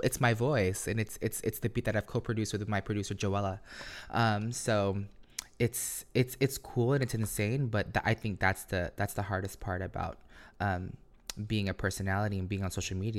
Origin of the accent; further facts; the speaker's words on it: Philippines; because I grew up insecure. Like, how can I be this credible source or this person? Because, you know, being Filipino, like, you need a diploma, you need a degree, you need a good job